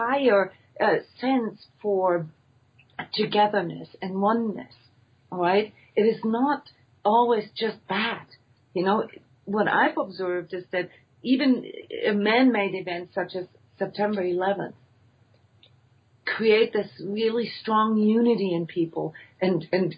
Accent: Iceland; my home country, Iceland

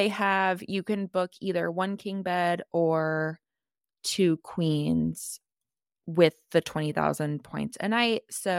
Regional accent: Texas, United States; So as a native Texan, I love using my points to explore my home state.

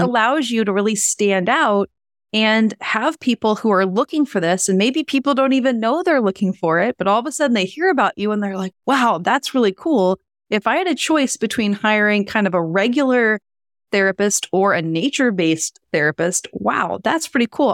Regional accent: Louisiana, United States; now in Boston, United States; I grew up in Louisiana

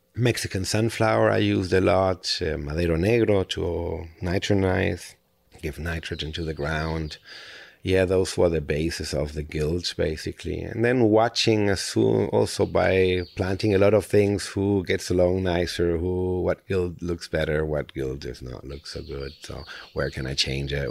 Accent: Spain; also born or lived in Germany; now in Costa Rica; I'm German. I grew up in Spain, and now the last sixteen years I live in Costa Rica

